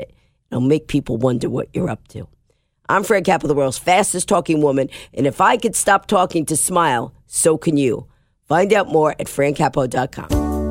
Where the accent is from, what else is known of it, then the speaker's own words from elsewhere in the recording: New York, United States; I'm a New Yorker